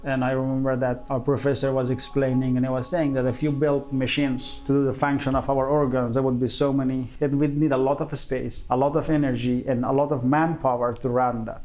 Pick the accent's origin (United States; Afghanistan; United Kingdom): Afghanistan; central Afghanistan; moved away as an adult; now in Dubai, United Arab Emirates; I was born in Afghanistan and the central parts of Afghanistan when it was the communism government, and then when I was grade four, the Mujahideen camp, and then when I was grade seven, um, the Taliban camp, and then when I was grade ten